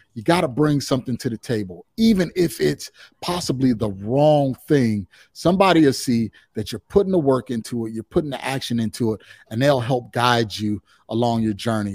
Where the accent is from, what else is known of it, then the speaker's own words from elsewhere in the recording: Chicagoland area, just south of Chicago, Illinois, United States; I'm originally from the Chicagoland area, uh, just, just south of Chicago